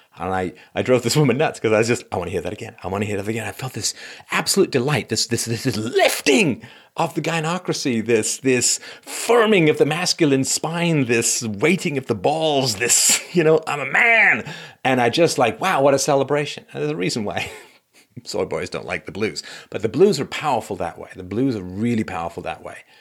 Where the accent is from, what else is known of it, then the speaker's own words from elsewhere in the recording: England, United Kingdom; growing up in England